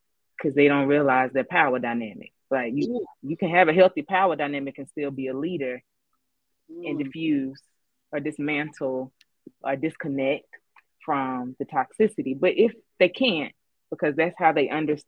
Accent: Southeast, United States; I'm from the Southeast

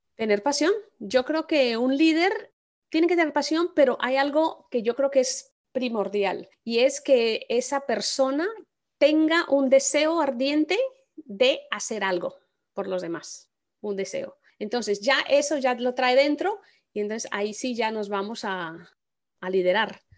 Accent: Colombia; yo soy colombiana

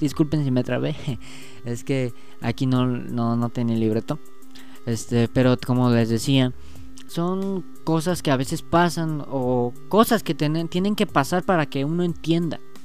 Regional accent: Mexico; yo soy mexicano

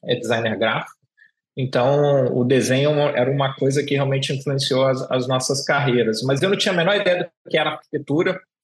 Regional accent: São Paulo, Brazil; moved away as an adult; also born or lived in Rio de Janeiro; eu sou nascido em São Paulo e vou para o Rio de Janeiro

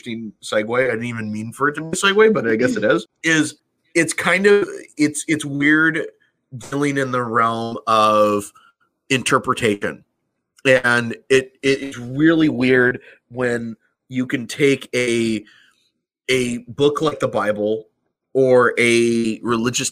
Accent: California, United States; moved away; also born or lived in New Mexico; I'm from California

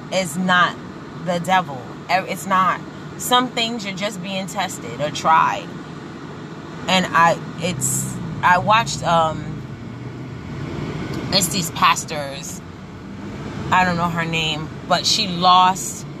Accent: New York City, New York, United States; growing up in Brooklyn

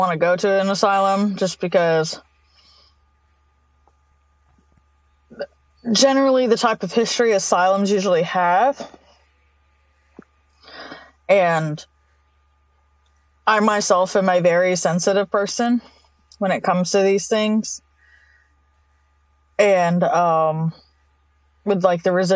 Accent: Jemison, Alabama, United States; I grew up in Jemison

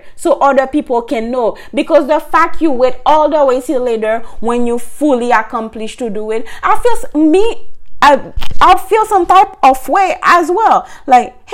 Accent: Haiti; moved away as an adult; now in United States; I'm from Haiti, I started to work before I moved in the state. I went to college.

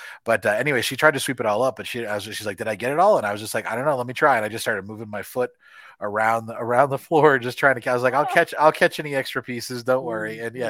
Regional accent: Florida, United States; I grew up in Florida, so I just used to go around barefoot everywhere.

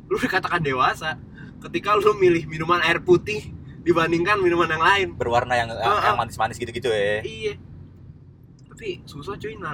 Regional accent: Pondok Cipta, West Java, Indonesia; Gua besar di Pondok Cipta sebagai anak yang apaan?

